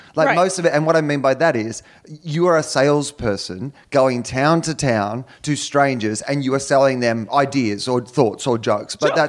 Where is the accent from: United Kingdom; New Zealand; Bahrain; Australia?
Australia; I come from Australia